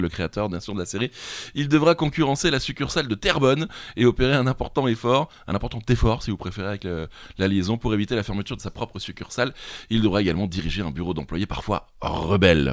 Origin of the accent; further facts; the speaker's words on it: France; accent: French; mon accent français